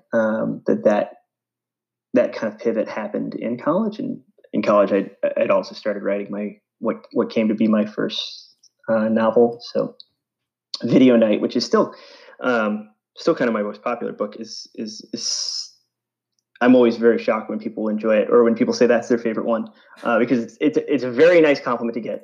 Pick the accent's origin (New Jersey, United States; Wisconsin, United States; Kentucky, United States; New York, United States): New York, United States; East Islip; also born or lived in Boston; I grew up on Long Island, uh, New York, so suburban New York. Um, kind of the middle of the island, if anyone knows uh, Islip, um, East Islip area